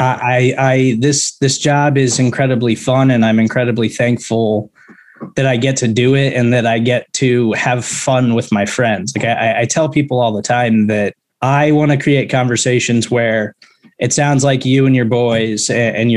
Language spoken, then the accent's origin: English; Kansas City, Missouri, United States; I grew up in Kansas City